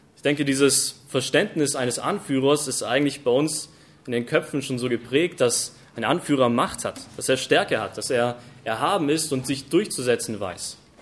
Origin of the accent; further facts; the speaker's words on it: Germany; bei uns in Deutschland